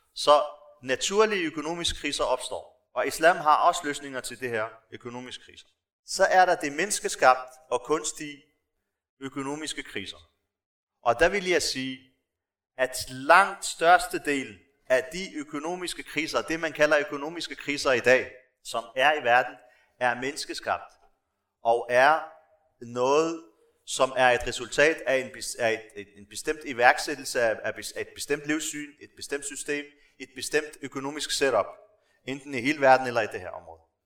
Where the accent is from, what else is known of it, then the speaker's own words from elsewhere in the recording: Morocco; now in Denmark; jeg stammer fra Marokko, så har jeg også kontakt med folk dernede, øh, familie og venner